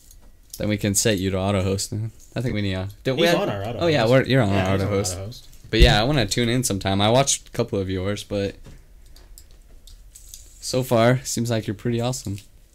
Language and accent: English; Utah, United States; We're from Utah.